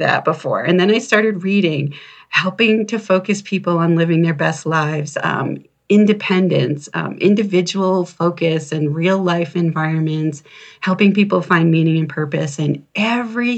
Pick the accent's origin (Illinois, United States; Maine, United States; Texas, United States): Maine, United States; I was living in Maine, and I grew up in Maine at the time.